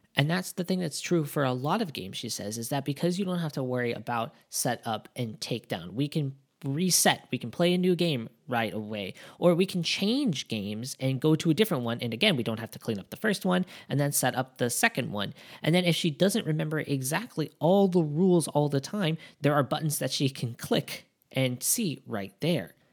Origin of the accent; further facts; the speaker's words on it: Japan; we're from Japan